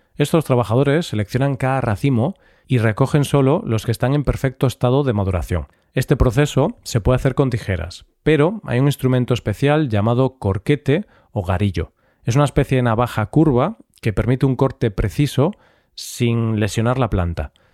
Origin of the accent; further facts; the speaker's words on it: Galicia, Spain; mi tierra, Galicia